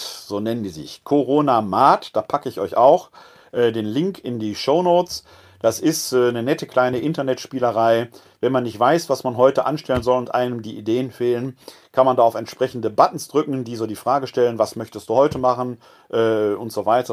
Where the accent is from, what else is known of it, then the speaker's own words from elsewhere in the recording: Essen, North Rhine-Westphalia, Germany; also born or lived in Bochum / Munich / Witten / Wermelskirchen; now in Wuppertal, Germany; Ich bin ein Kind des Ruhrgebietes